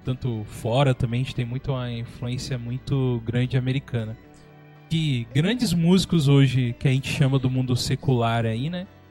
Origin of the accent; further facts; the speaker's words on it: São Paulo, Brazil; moved away as an adult; now in São José dos Campos, Brazil; eu era de São Paulo, né? Hoje a gente está aqui em São José dos Campos. Mas minha infância foi em São Paulo, minha adolescência lá também